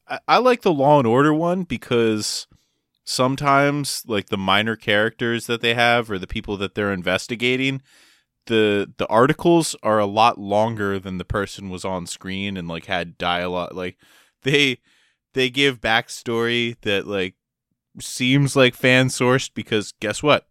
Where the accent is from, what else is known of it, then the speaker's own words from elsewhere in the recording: Maryland, United States; also born or lived in Delaware; I lived my whole life in Maryland and went to school there